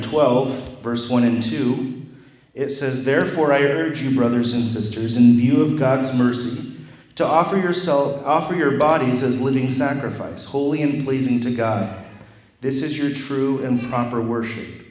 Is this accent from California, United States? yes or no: no; Wauseon, Ohio, United States; I'm from Wauseon, Ohio, only an hour away from here.